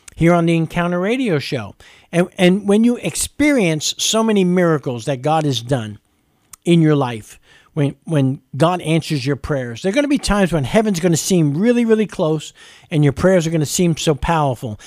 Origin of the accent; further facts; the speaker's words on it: New York City, New York, United States; now in Lexington, United States; I'm from New York City.